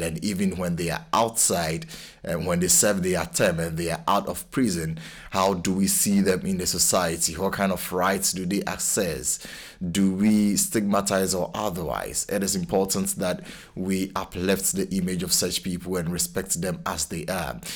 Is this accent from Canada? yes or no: no; Ghana; now in Cambridge, United Kingdom; I'm a Ghanaian